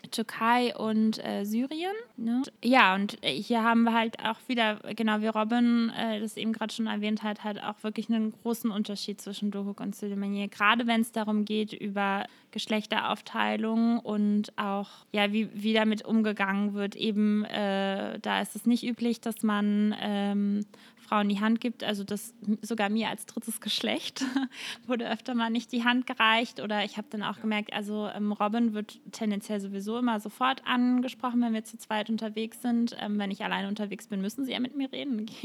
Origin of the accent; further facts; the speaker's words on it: Netherlands; das muss man als Holländer jetzt irgendwie dazu sagen, oder?